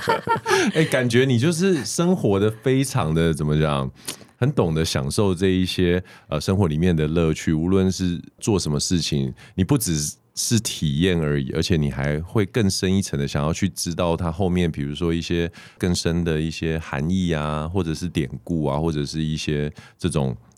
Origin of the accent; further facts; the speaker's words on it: Taiwan; 我们台湾人